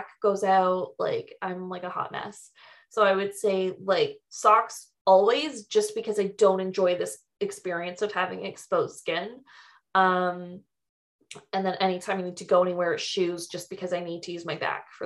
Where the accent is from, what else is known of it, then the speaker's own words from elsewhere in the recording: Canada; I'm Canadian.